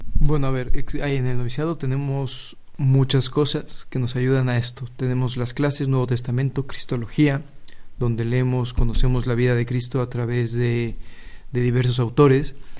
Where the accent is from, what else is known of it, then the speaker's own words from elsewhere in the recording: Mexico; moved away as an adult; now in Spain; Soy de México y llevo aquí en España ya un año desde que empecé el noviciado